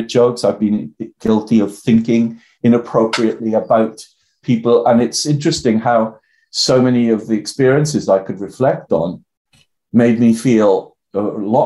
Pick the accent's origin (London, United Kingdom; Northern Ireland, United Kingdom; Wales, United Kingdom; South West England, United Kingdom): Wales, United Kingdom; the Valleys, South; accent: Welsh; I'm from the Valleys in South Wales.